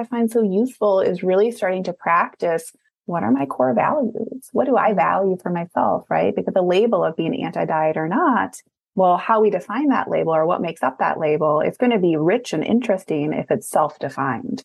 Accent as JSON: {"language": "English", "region": "Midwest", "country": "United States", "also_born_or_lived": "Minneapolis, Minnesota", "said": "I'm from the Midwest. So at that time I was Minneapolis."}